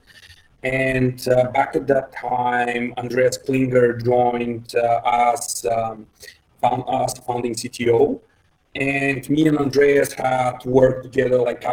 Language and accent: English; Bulgaria; English is a second language; I'm from Bulgaria